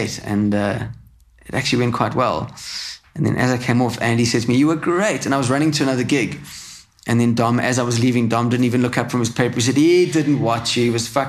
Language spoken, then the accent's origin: English; South Africa; I'm just a South African who's visiting